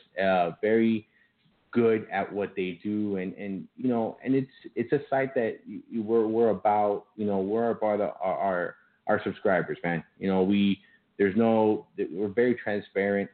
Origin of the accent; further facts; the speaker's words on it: Miami, Florida, United States; accent: Miami; I was born and raised in Miami, but I have my parents are Cuban